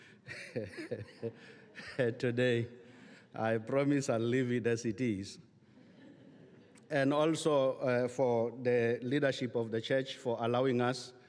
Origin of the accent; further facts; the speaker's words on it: South Africa; I'm from the Republic of South Africa